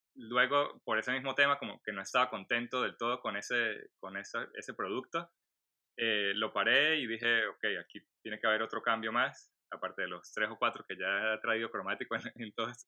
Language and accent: Spanish; Venezuela; moved away as an adult; also born or lived in Colombia; now in Orlando, United States; nací en Venezuela, vivo ahora en Estados Unidos